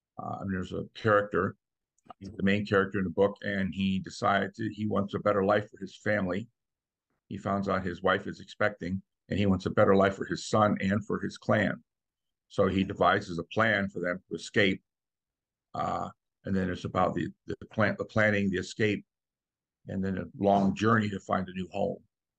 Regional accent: New York, United States; No, my dad was in the Air Force. So we moved around a lot and my grandparents lived here. So this has kind of been home pretty much most of my life.

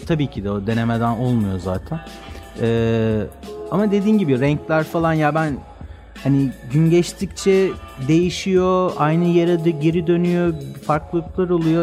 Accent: Istanbul, Turkey; ben Göztepe Erenköy tarafında büyüdüm.

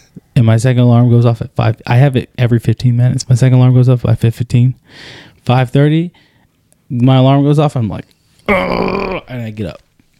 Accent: Arizona, United States; I'm from Arizona

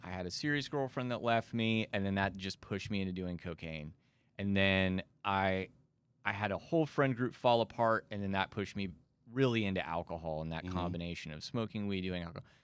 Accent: Amarillo, Texas, United States; moved away; I'm from Amarillo, Texas, born and raised there

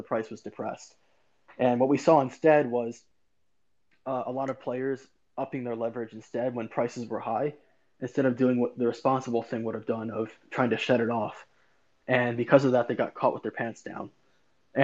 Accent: New Jersey, United States; I'm from New Jersey

